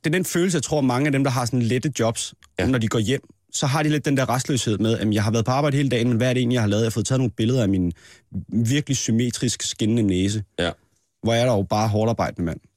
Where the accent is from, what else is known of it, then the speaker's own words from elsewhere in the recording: Næstved, Zealand, Denmark; i Næstved, hvor jeg er fra